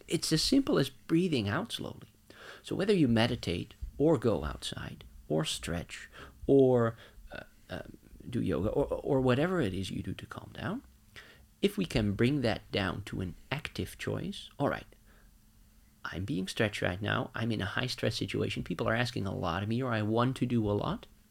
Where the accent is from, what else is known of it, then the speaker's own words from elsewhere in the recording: Netherlands; moved away as an adult; now in Norway; I'm from the Netherlands.